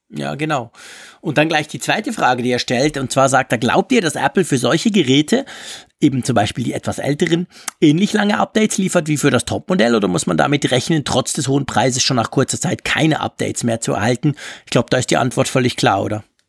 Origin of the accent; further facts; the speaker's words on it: Switzerland; bei uns in der Schweiz sagt man es Ranzliwinde